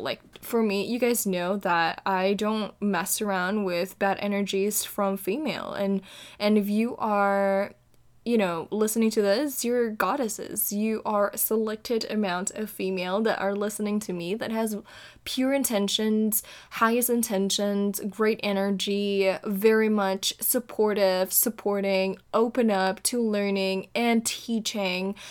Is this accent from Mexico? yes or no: no; Indonesia; moved away as an adult; now in California, United States; born and raised in Indonesia, recording for you straight from the state of California